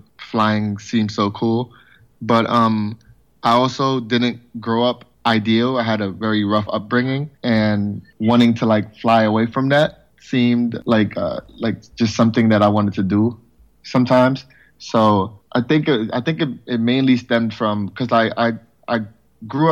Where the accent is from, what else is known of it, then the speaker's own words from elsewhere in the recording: New York City, New York, United States; Born and raised in the Bronx, still in the Bronx